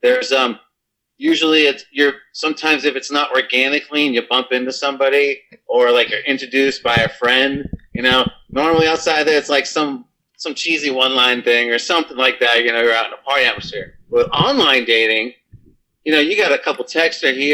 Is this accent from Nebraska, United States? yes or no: no; Fort Lauderdale, Florida, United States; moved away; I'm not from this state. I'm from Fort Lauderdale Beach